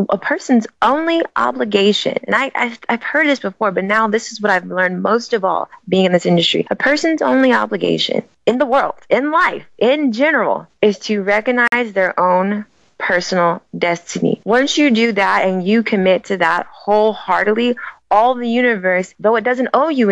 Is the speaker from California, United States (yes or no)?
yes; Sacramento, California, United States; I was born in Sacramento, California, and I was an athlete